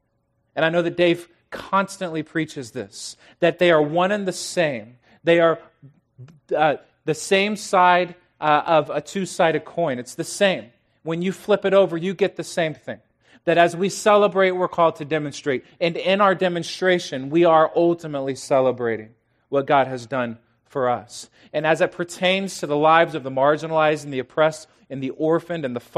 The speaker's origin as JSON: {"language": "English", "town": "The Woodlands", "region": "Texas", "country": "United States", "said": "I'm from the Woodlands, Texas, which is just outside of Houston."}